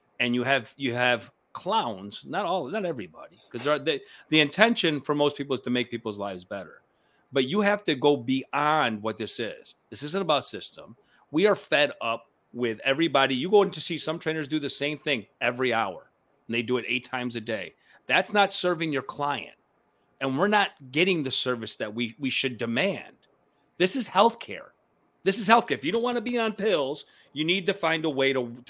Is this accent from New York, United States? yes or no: yes; Syracuse, New York, United States; first language Spanish; English is a second language; moved away; growing up in Syracuse, looking like me where I grew up in the beginning